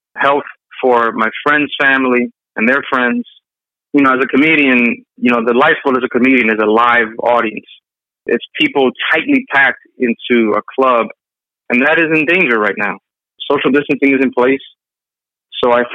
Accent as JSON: {"language": "English", "town": "New York City", "region": "New York", "country": "United States", "said": "I'm from New York City"}